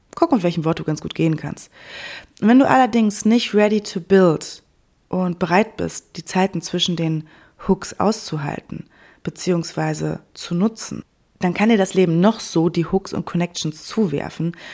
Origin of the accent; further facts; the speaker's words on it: Sauerland, North Rhine-Westphalia, Germany; also born or lived in Cologne; now in Berlin, Germany; das Sauerland, meine Heimat